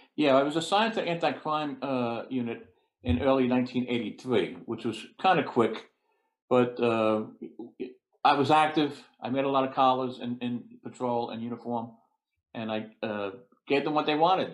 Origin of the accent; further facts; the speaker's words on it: New York City, New York, United States; I grew up in Brooklyn. I went to uh, Brooklyn Tech High School, local kid